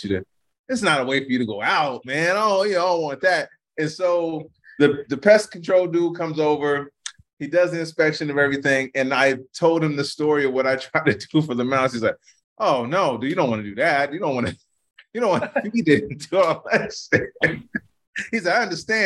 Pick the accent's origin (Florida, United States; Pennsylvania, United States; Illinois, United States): Illinois, United States; Chicago; growing up in Chicago